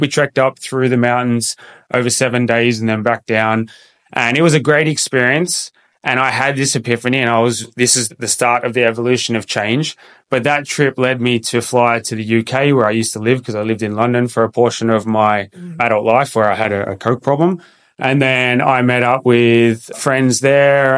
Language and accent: English; Sydney, New South Wales, Australia; moved away as an adult; also born or lived in Perth; I moved from Sydney, where I grew up, and I moved across country